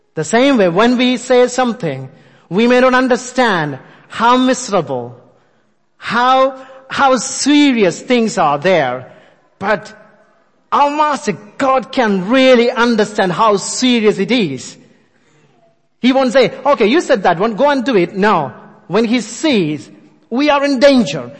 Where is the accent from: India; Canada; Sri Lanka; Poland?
India; moved away; I born and brought up in India.